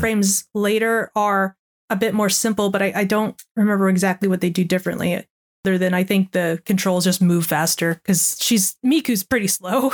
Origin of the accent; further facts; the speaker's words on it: United States; I'm American